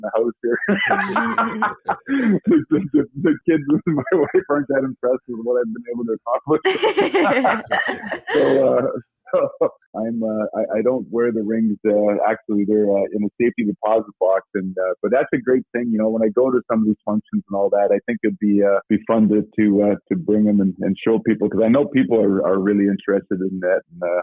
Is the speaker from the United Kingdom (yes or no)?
no; Edmonton, Alberta, Canada; as a kid growing up in Edmonton